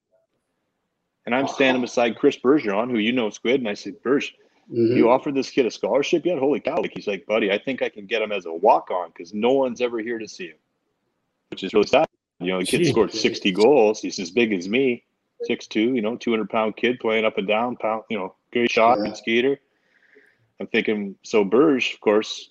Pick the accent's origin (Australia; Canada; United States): Canada; Ontario; I'm a Canadian kid. I'd never left Canada